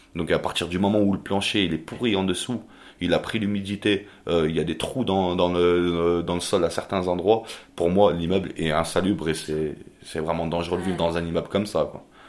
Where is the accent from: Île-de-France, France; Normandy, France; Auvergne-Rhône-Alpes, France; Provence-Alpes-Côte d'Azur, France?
Auvergne-Rhône-Alpes, France; Albertville; moved away as an adult; now in Toulouse, France; je suis originaire de Savoie d'Albertville très précisément